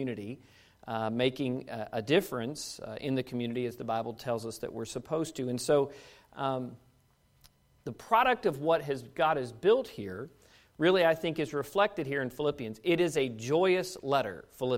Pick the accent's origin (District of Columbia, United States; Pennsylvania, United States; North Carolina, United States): District of Columbia, United States; Washington; moved away as an adult; now in Kentucky, United States; being a Kentucky-ish kid growing up in Washington, D.C. my whole life